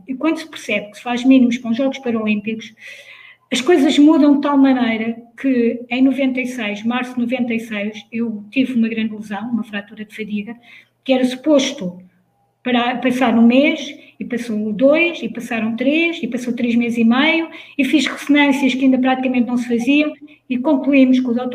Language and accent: Portuguese; Leiria, Centro, Portugal; moved away as an adult; sou de Leiria, como, como já foi dito, sou de uma pequena aldeia lá no meio dos montes.